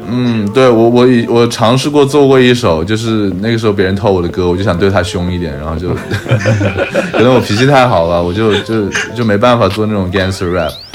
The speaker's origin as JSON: {"language": "Chinese", "town": "Changsha", "region": "Hunan", "country": "China", "tie": "born or raised there", "moved": "yes", "lives_now": "Shanghai, China", "said": "像我故乡长沙"}